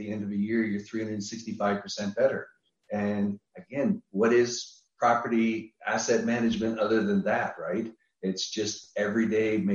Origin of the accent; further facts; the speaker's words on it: Niagara Falls, Ontario, Canada; moved away; I'm originally from Niagara Falls, Canada. I'm Canadian originally